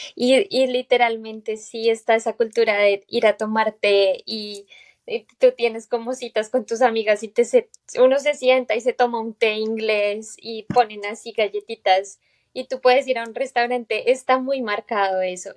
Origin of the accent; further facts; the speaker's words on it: Bogotá, Colombia; moved away as an adult; now in United States; yo soy de Bogotá